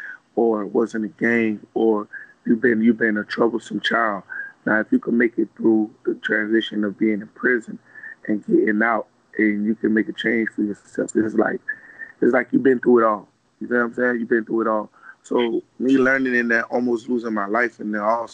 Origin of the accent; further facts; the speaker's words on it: Miami, Florida, United States; I'm the General of my hometown, which is Little Haiti